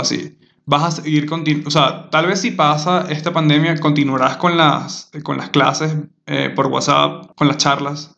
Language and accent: Spanish; Maturín, Monagas, Venezuela; moved away as an adult; also born or lived in Margarita Island; yo soy de Maturín